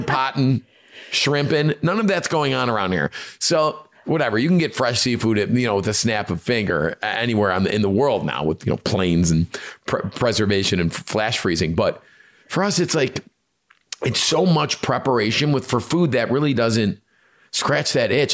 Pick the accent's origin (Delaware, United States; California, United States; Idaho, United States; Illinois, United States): Illinois, United States; Chicago; us being Chicagoans, Italian